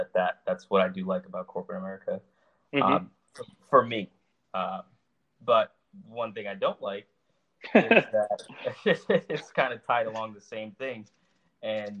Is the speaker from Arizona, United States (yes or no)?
no; California, United States; now in Charlotte, United States; growing up in California and then later on moving to Charlotte, North Carolina